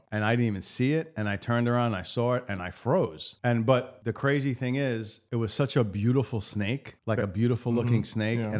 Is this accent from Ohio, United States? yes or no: no; New York, United States; I grew up in New York.